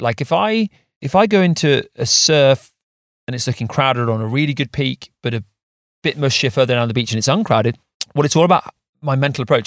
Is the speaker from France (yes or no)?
no; England, United Kingdom; as English surfers